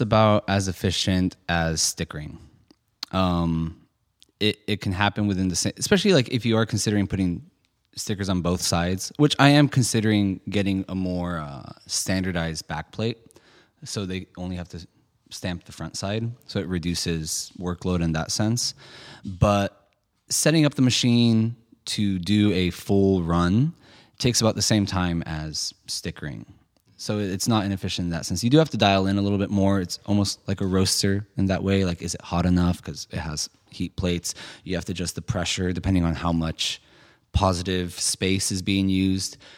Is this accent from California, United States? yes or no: yes; San Francisco, California, United States; I grew up in San Francisco